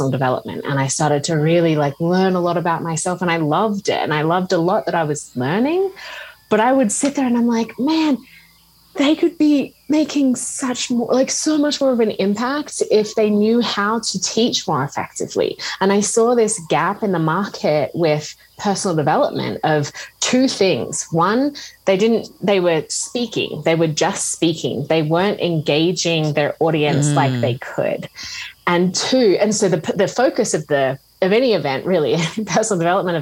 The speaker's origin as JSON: {"language": "English", "country": "Australia", "tie": "born or raised there", "also_born_or_lived": "Scotland", "moved": "as an adult", "said": "I grew up in Australia and I studied teaching"}